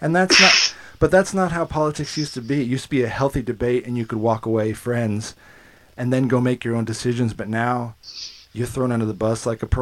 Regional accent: United States; moved away as an adult; now in Australia; I'm an American living in Australia now for 20 years

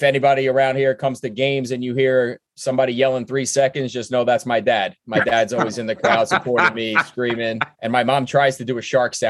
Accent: New York City, New York, United States; moved away as an adult; also born or lived in Mill Basin, Brooklyn / Amherst, Massachusetts; I'm from Brooklyn. When I grew up in the Georgetown, Bergen Beach area

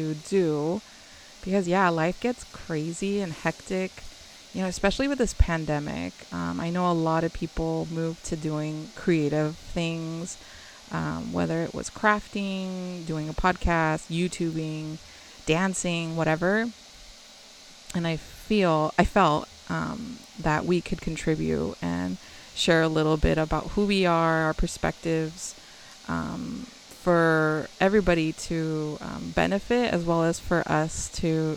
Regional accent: near the Bay Area, California, United States; I grew up near the Bay Area ish

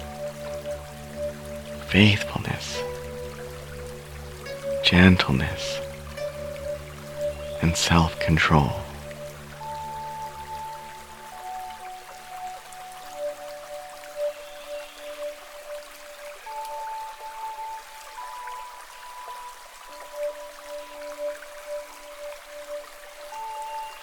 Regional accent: Canada; I'm Canadian

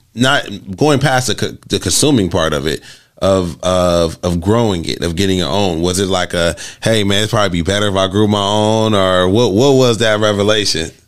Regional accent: Los Angeles, California, United States; being born and raised in Los Angeles

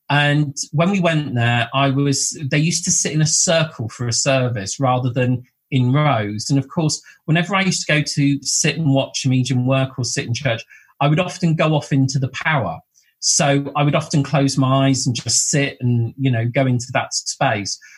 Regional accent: Bournemouth, South West England, United Kingdom; also born or lived in Blackpool; I was born in Blackpool, and um, my mum and grandparents came down to Bournemouth in 1978. So uh, we went from, from the north coast to the south coast um, into Bournemouth.

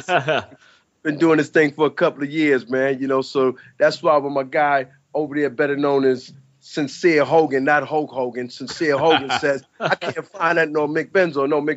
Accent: New York City, New York, United States; I'm from the New York City, the Bronx, better known as Bronx River Houses.

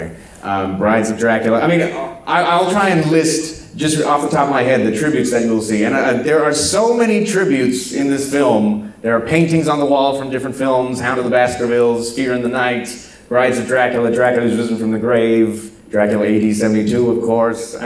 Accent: South Texas, United States; I'm from South Texas.

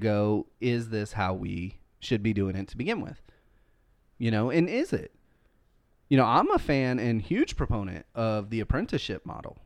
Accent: United States; I am an American

